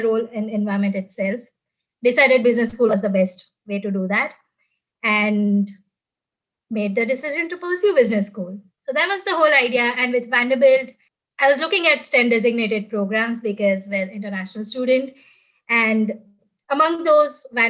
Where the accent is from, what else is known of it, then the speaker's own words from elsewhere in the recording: Gujarat, India; moved away as an adult; now in United States; I'm from India, specifically from Gujarat in India. Back home, I used to work in marketing